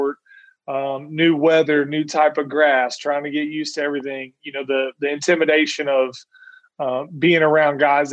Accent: Indiana, United States; moved away; also born or lived in Oklahoma; I grew up in a little town in Indiana

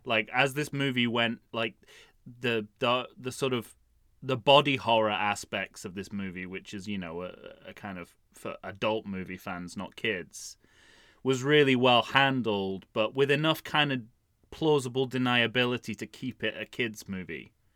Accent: United Kingdom; as a Brit

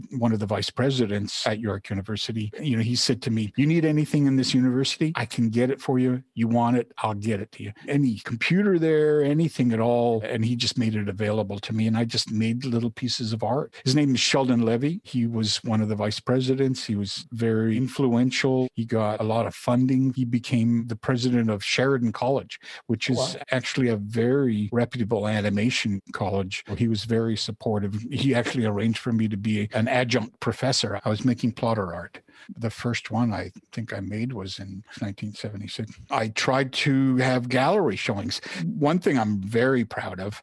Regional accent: Toronto, Ontario, Canada; born or raised there; first language Polish; English is a second language; also born or lived in Poland

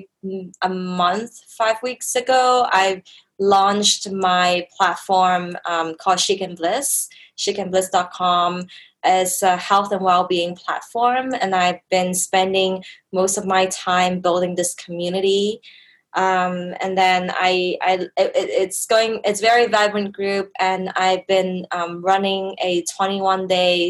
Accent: Canada; moved away as an adult; also born or lived in Hong Kong; now in Bangkok, Thailand; I was born in Hong Kong, grew up in Canada

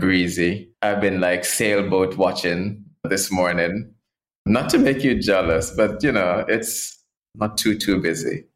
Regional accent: Portland, Jamaica; I grew up in Jamaica in the islands and rural Jamaica, a parish called Portland

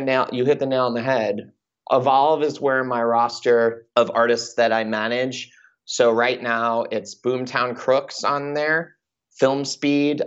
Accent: Long Island, New York, United States; moved away as an adult; also born or lived in Michigan; now in Los Angeles, United States; I'm a kid from Long Island

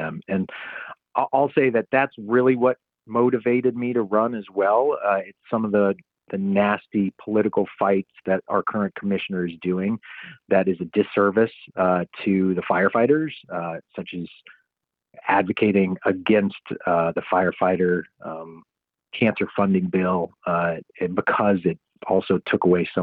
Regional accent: Florida, United States; moved away as an adult; now in North Carolina, United States; I grew up in Florida

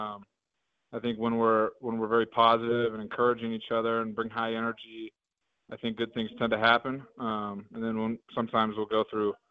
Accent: Oregon, United States; moved away as an adult; now in Bozeman, Montana, United States; I grew up in Oregon, so I was part of that Civil War rivalry with Oregon and Oregon State

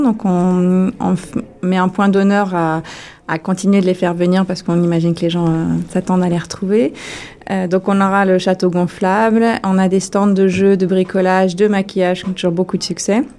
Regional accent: France; moved away as an adult; en tant que française

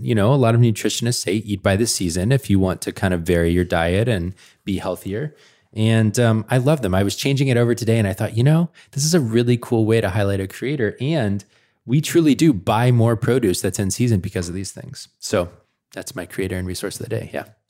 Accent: Atlanta, Georgia, United States; now in Portland, United States; I'm from Atlanta

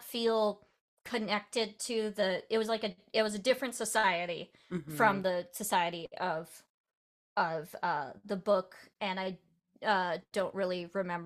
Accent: Iowa, United States; I grew up in Iowa

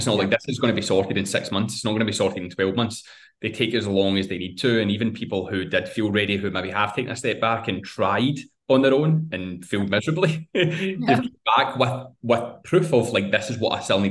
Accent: Scotland, United Kingdom; being Scottish

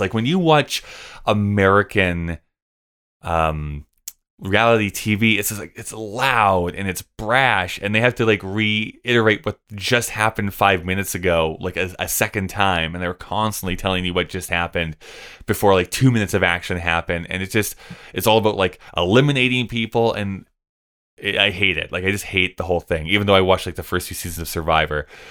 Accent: Canada; I'm Canadian.

